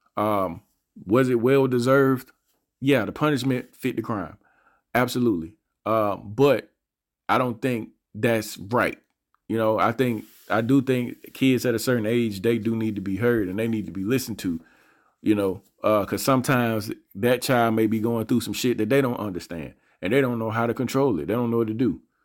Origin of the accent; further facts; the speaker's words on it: Montgomery, Alabama, United States; I'm from Montgomery, Alabama. I grew up in a part of Montgomery